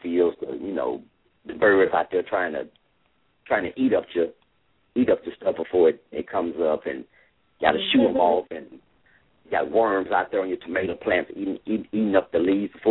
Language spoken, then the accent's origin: English; Memphis, Tennessee, United States; growing up in Whitehaven. My parents had a garden in the backyard